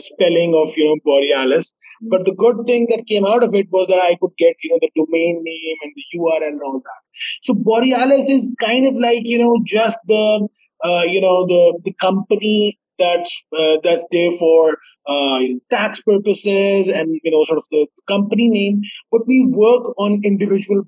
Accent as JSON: {"language": "English", "town": "Sialkot", "region": "Punjab", "country": "Pakistan", "said": "I am from Sialkot, and, we have a famous poet from here"}